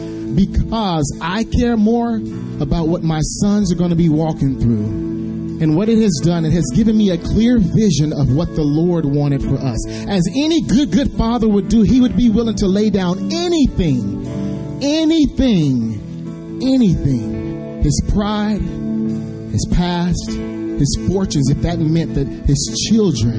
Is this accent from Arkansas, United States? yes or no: yes; Waldo, Arkansas, United States; moved away; also born or lived in Nashville area; I am a native of Arkansas, so it is awesome to be home, to be in the streets today where I grew up in Waldo, Arkansas